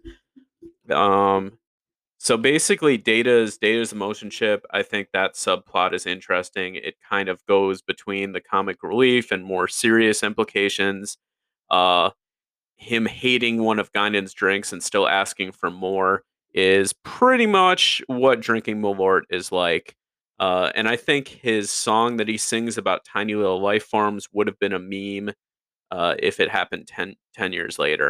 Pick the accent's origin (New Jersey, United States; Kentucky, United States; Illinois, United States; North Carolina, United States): Illinois, United States; Chicago; I grew up in the Chicagoland area in the early 90s